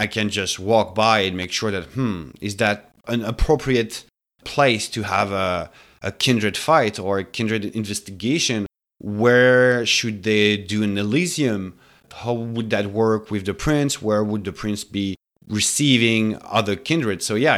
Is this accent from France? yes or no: yes; France; moved away as an adult; now in Montreal, Canada; Gary and I, we've been living in the city for more than 10 years now. We come from France before. So Montreal has been, the city we decided to stay here to establish.